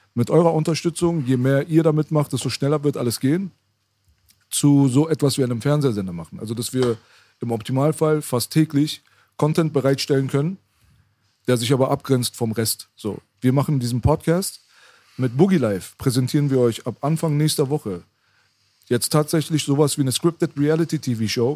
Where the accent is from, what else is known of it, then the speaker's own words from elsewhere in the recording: Iran; now in Germany; ich bin im Iran geboren, mitten im Krieg